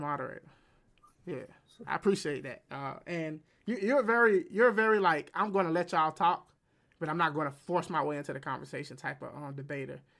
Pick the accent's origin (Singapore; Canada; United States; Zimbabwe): United States; I'm American